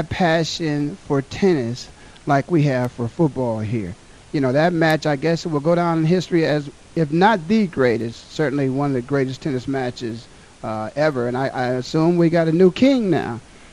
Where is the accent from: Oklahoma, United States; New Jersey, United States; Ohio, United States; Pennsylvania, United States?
Ohio, United States; my hometown, my home state, Ohio